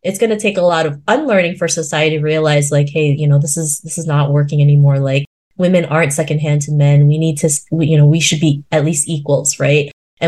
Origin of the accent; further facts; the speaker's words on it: Philippines; just because I'm 5'2", I'm Filipino, I'm a woman, they can't treat me like that, right?